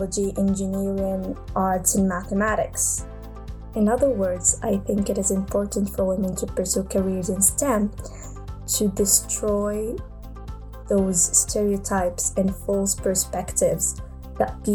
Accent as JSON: {"language": "English", "country": "Morocco", "said": "I'm from Morocco."}